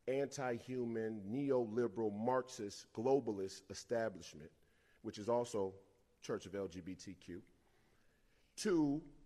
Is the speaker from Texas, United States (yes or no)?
no; Minneapolis, Minnesota, United States; like I come from Minneapolis, or you come from one of these other black communities